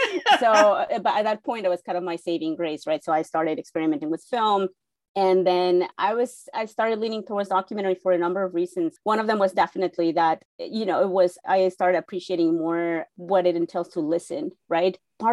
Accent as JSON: {"language": "English", "region": "Mexico City", "country": "Mexico", "tie": "born or raised there", "moved": "as an adult", "lives_now": "United States", "said": "I am born and raised in Mexico City. During my first year in journalism school in college in Mexico City"}